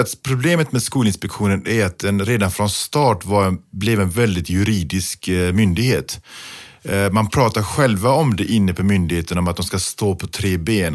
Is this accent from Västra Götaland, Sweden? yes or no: yes; Gothenburg, Västra Götaland, Sweden; När jag växte upp i Biskopsgården